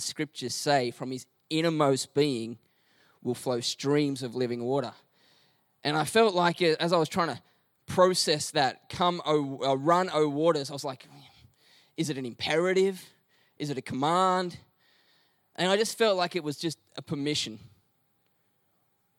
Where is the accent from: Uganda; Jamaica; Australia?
Australia; Melbourne, Victoria; we're from Melbourne and we don't have beaches